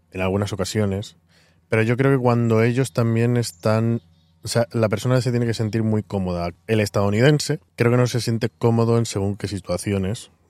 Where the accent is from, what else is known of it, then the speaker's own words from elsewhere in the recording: Spain; now in New York, United States; al decirle mm, de dónde soy, de España, y dónde vivís, bueno, le he dicho, llevamos tres años viviendo aquí en Nueva York.